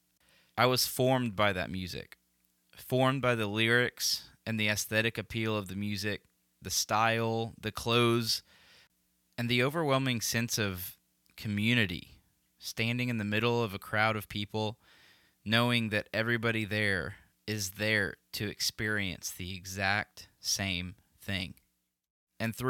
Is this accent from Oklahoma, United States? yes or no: yes; Tulsa, Oklahoma, United States; I grew up in Tulsa, Oklahoma, right in the middle of the Bible Belt